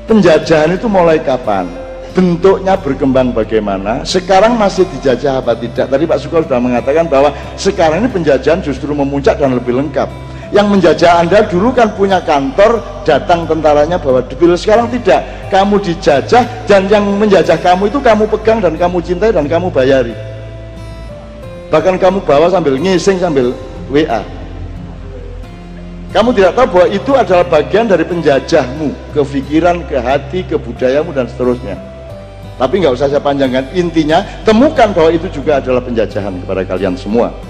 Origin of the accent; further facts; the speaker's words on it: Java, Indonesia; untung kita orang Jawa ada transformasi dinamis progresif desa mawa coro negara mawa toto